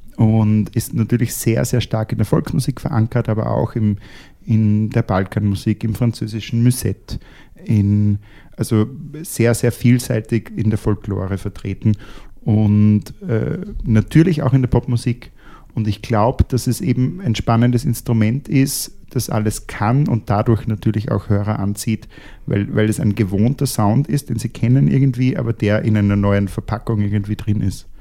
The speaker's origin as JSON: {"language": "German", "country": "Austria", "said": "als Österreicher"}